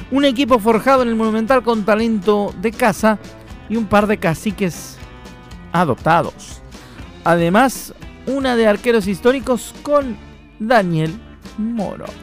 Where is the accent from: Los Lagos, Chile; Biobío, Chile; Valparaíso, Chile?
Los Lagos, Chile; Puerto Montt; bueno, yo soy de Puerto Montt, me formé allá, luego llegué a Banechá, tuve un periodo de más o menos cinco años.